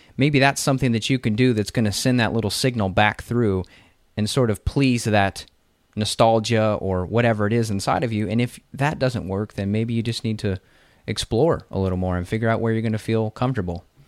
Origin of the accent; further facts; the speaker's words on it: Kentucky, United States; also born or lived in Las Vegas; I'm from Kentucky where it's a temperate forest. You have four seasons here.